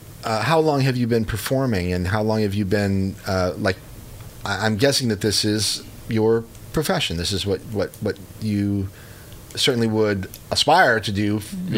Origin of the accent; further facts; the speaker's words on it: Chicago, Illinois, United States; now in Columbia, United States; I was born and raised in the Chicago area.